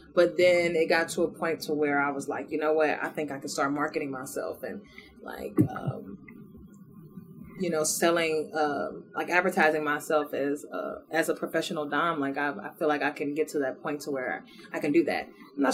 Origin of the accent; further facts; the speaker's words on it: St. Louis, Missouri, United States; now in Houston, United States; I'm from St. Louis originally